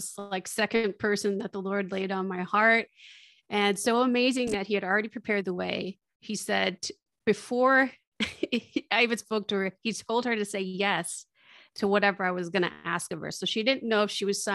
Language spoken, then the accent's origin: English; Michigan, United States; now in Austin, United States; I grew up in Michigan, but I'm living in Austin, Texas.